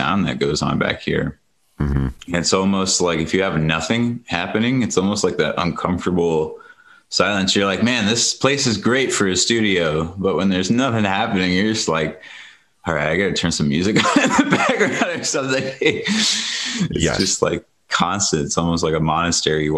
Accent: Ohio, United States; now in Colorado, United States; I grew up in Ohio

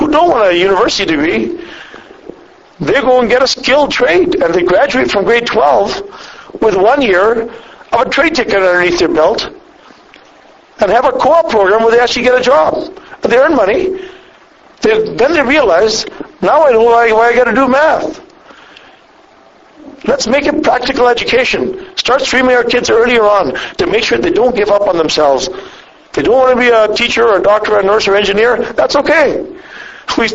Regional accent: Squamish, British Columbia, Canada; now in Alberta, Canada; I was raised in Squamish, B.C., so I was raised on the coast over there.

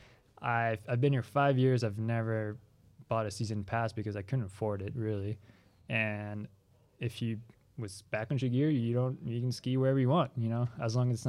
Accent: California, United States; also born or lived in France; now in Ogden, United States; Originally from France, but I grew up in California.

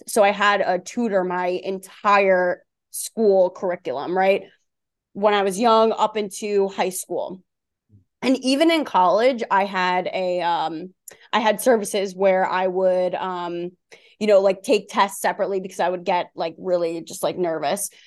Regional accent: Long Island, New York, United States; I grew up on Long Island, New York, so that's where the accent is from.

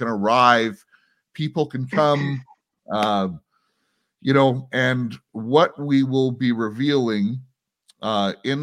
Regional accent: United States; now in Canada; I'm an American

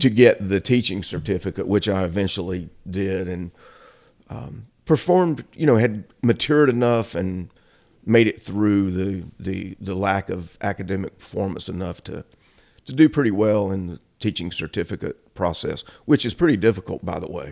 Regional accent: Shelby, North Carolina, United States; also born or lived in Boone, North Carolina / California; now in Cherryville, United States; I was actually born in Boone. My dad was in college there. we moved back to Cleveland County, so I grew up in Shelby

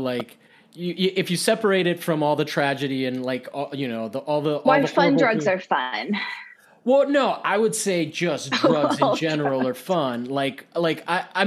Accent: Miami, Florida, United States; also born or lived in Costa Rica; I'm from Miami

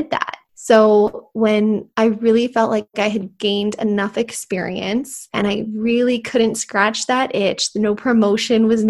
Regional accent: Phoenix, Arizona, United States; also born or lived in Albuquerque, New Mexico / Tucson, Arizona; I grew up here in Phoenix, and I really didn't have any desire to leave

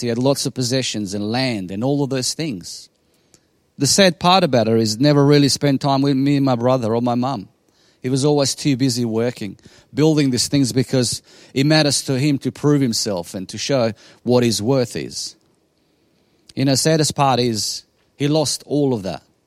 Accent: Bosnia & Herzegovina; English is a second language; now in Australia; I come from Bosnia in ninety-six as a refugee

